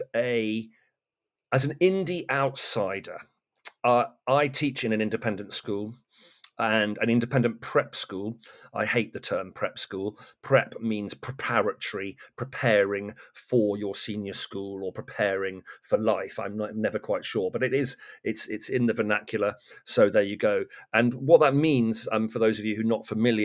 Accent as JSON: {"language": "English", "town": "Great Torrington", "region": "South West England", "country": "United Kingdom", "tie": "born or raised there", "moved": "as an adult", "lives_now": "Kent, United Kingdom", "said": "I come from Devon. My mother still lives there and in our family home."}